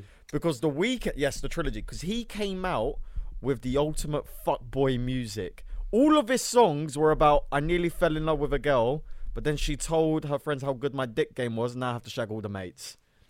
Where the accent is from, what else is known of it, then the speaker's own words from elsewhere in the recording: Cyprus; and I'm from Turkish Cypriot. He was Greek Cypriot.